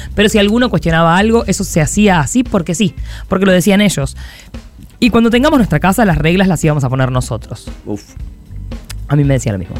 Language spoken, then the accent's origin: Spanish; Córdoba, Argentina; somos de Córdoba.